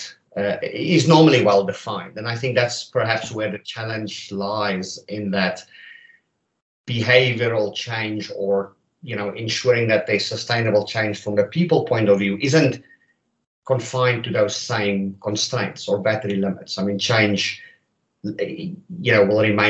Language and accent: English; South Africa; moved away as an adult; now in Canada; I'm not a native Canadian, but I hail from South Africa.